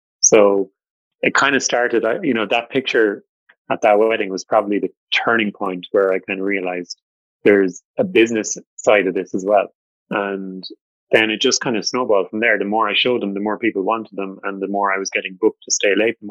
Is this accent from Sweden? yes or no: no; Cork, Munster, Ireland; I am from Cork